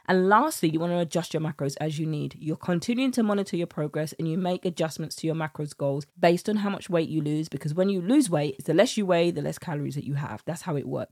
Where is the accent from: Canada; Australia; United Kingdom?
United Kingdom; accent: British; my British accent